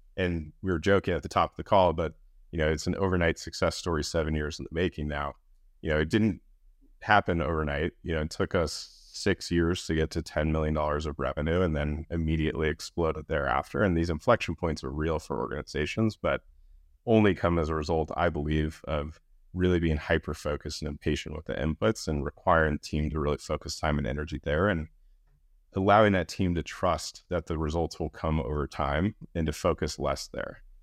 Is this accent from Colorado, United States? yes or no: yes; Denver, Colorado, United States; I grew up in Denver